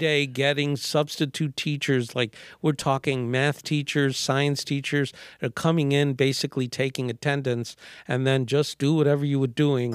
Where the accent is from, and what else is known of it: New York City, New York, United States; born or raised there